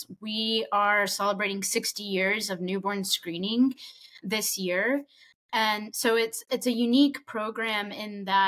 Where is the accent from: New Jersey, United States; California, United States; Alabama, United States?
Alabama, United States; Huntsville; born and raised in Huntsville